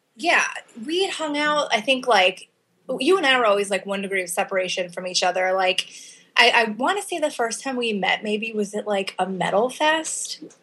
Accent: Chicago, Illinois, United States; In the Chicago area. So my parents are both from Chicago. Moved to the suburbs when I was a kid

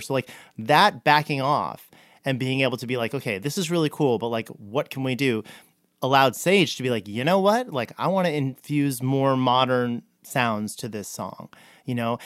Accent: New Jersey, United States; I grew up in Jersey

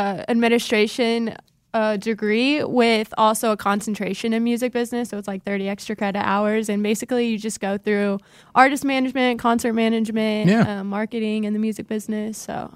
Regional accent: Panama City, Florida, United States; Well, I'm from Panama City, born and raised. Mm-hmm. So growing up there, we did a lot of water sports and tubing and boat days, island days, lots of stuff on the water. That's where I grew up.

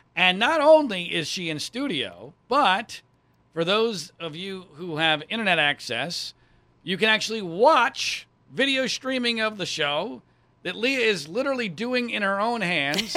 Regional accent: Pennsylvania, United States; moved away; also born or lived in Ohio / North Carolina / Florida / Virginia; I grew up in Pennsylvania, I've lived in Ohio, I've lived in North Carolina, I've lived in Florida, I've lived in Virginia

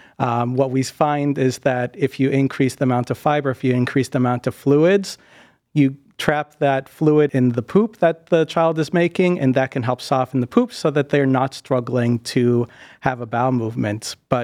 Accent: New England, United States; now in Ohio, United States; For me, growing up in the Northeast, a lot of people say that New Englanders are really rough.

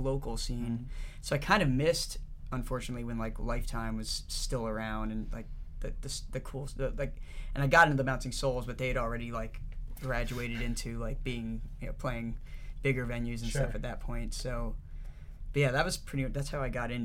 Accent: New Jersey, United States; now in New York City, United States; I'm from New Jersey.

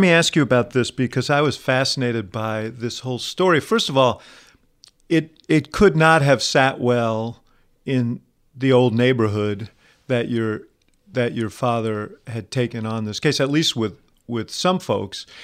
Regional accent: New York, United States; moved away as an adult; now in Chicago, United States; I grew up in New York, but I've been in Chicago for forty-five years

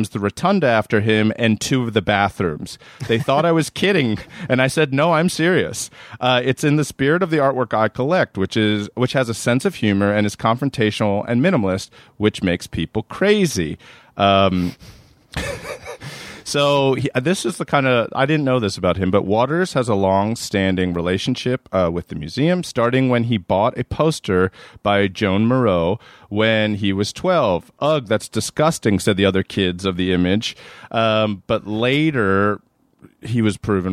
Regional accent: Maryland, United States; I'm from Maryland

